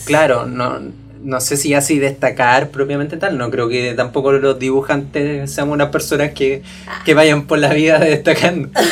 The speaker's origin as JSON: {"language": "Spanish", "town": "Puente Alto", "region": "Santiago Metropolitan Region", "country": "Chile", "tie": "born or raised there", "said": "yo vengo de un colegio de Puente Alto, colegio municipal"}